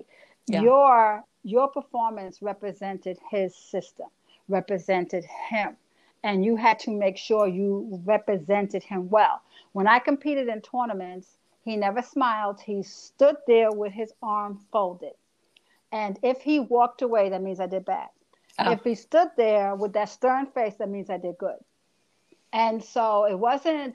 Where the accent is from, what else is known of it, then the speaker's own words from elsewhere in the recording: New York City, New York, United States; I'm a chick from the Bronx